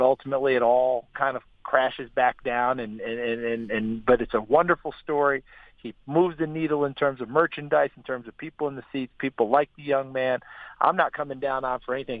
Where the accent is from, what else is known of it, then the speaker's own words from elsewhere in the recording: New York, United States; I'm also from New York